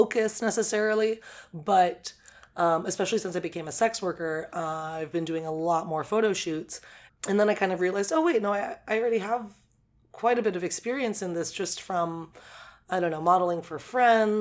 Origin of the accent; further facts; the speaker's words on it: Oakland, California, United States; moved away as an adult; now in Atlanta, United States; my hometown.